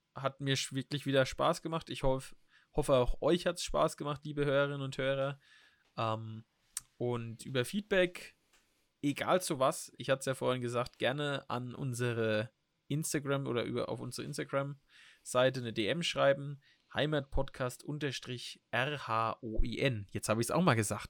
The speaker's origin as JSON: {"language": "German", "country": "Germany", "said": "wir Deutschen"}